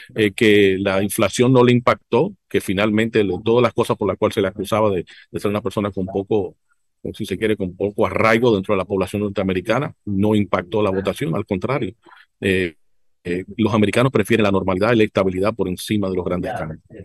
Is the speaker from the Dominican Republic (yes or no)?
yes; Dominican Republic